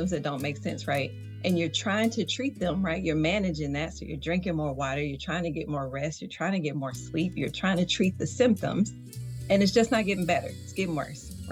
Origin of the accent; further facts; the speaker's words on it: the South, Georgia, United States; accent: Southern; You probably hear the little Southern slang. So yeah, I'm coming from the South.